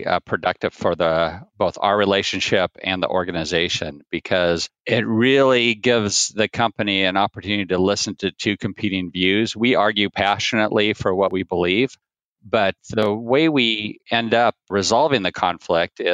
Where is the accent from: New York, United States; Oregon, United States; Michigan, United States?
Oregon, United States; Portland; I grew up in Portland, Oregon on a farm, a raspberry and strawberry farm